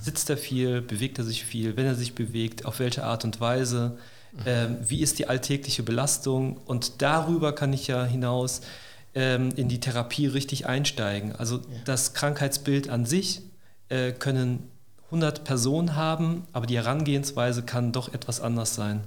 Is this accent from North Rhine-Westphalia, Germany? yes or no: yes; Neuss, North Rhine-Westphalia, Germany; moved away as an adult; also born or lived in Cologne; now in Stuttgart, Germany; ich bin gebürtiger Rheinländer. Ich komme aus Neuss